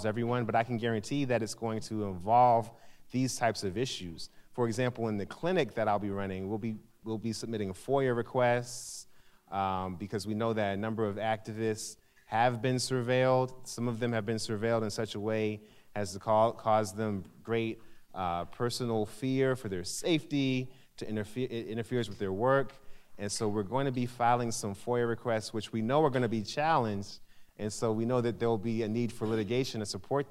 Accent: St. Louis, Missouri, United States; moved away; I'm from St. Louis

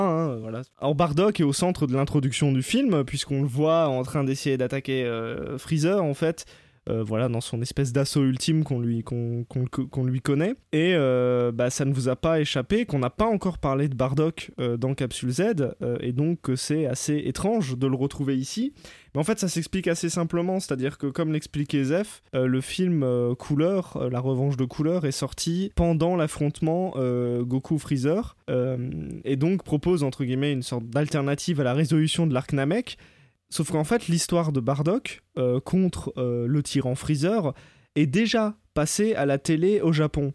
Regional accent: France; en tant que Français, nous

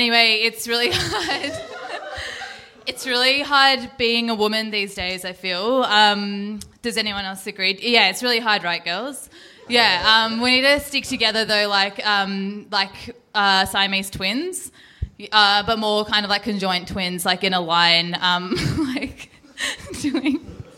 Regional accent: India; I'm Indian, but I'm kind of basically white.

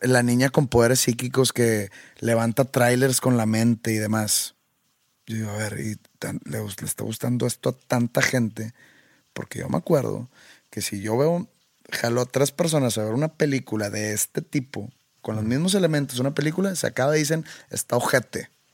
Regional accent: Mexico; como mexicano, por el simple hecho de ser mexicano, por haber nacido en este país.

